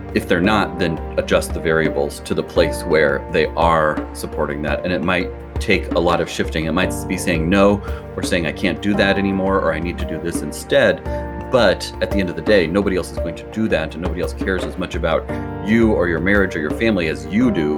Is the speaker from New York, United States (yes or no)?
no; Lincoln, Nebraska, United States; also born or lived in Omaha, Nebraska; I'm from Lincoln, Nebraska, which is in the very s, middle of the country, and I grew up here